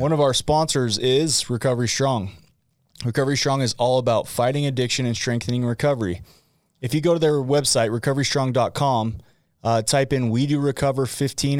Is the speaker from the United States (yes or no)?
yes; West Point, Utah, United States; I grew up in West Point, Utah